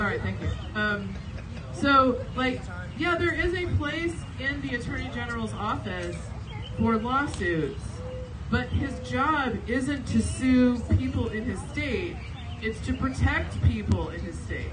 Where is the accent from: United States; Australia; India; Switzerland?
United States; Webster Groves, Missouri; I grew up in Webster to Mid County